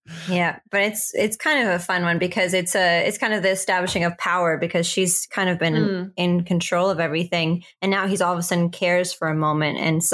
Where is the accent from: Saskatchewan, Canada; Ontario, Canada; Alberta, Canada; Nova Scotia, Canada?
Saskatchewan, Canada; And I'm from Saskatchewan, Canada.